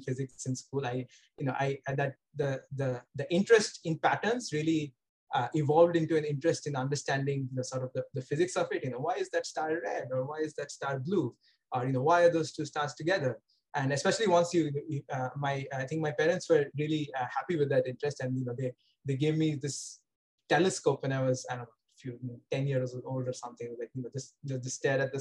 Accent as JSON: {"language": "English", "town": "Kolkata", "region": "West Bengal", "country": "India", "tie": "born or raised there", "also_born_or_lived": "Bangalore / Pasadena", "moved": "as an adult", "lives_now": "Cambridge, United States", "said": "I grew up in Kolkata and I was born in Kolkata."}